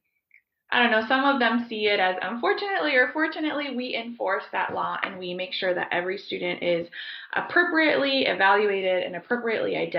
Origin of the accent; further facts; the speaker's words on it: Broward County, Southeast Florida, United States; moved away as an adult; also born or lived in Colombia; now in Ohio, United States; I grew up in Southeast Florida. I grew up in Broward County